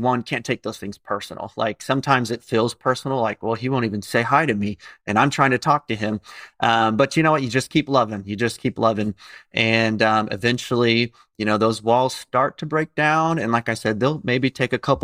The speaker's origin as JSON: {"language": "English", "town": "Indianapolis", "region": "Indiana", "country": "United States", "tie": "born or raised there", "moved": "as an adult", "lives_now": "Tampa, United States", "said": "where we grew up in Indianapolis"}